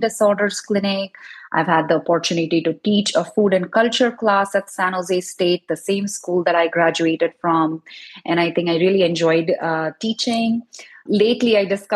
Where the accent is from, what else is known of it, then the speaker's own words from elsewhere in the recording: India; now in East Bay Area, United States; growing up in India